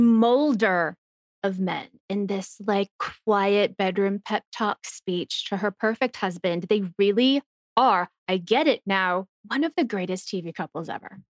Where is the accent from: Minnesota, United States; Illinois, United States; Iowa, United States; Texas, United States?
Texas, United States; I'm from Texas